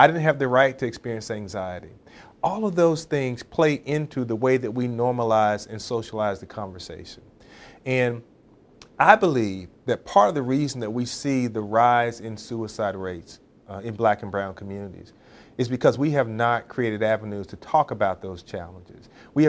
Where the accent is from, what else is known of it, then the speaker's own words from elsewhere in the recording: North Carolina, United States; So when I was growing up in Eastern North Carolina, rural North Carolina, very rural North Carolina, son of a preacher